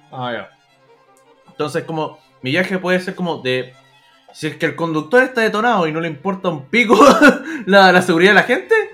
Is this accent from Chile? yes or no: yes; San Bernardo, Santiago Metropolitan, Chile; born there; nací en San Bernardo, así que ahí